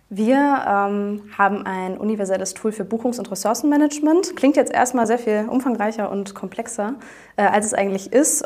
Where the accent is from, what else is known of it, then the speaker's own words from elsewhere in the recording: Aachen, North Rhine-Westphalia, Germany; moved away as an adult; now in Cologne, Germany; Aachen, äh, meine Heimat